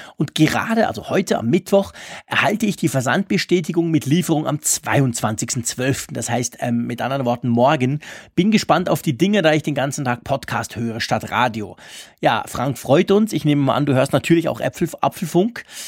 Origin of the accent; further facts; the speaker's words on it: Switzerland; ich bin ja Schweizer, ich kann auch kein Deutsch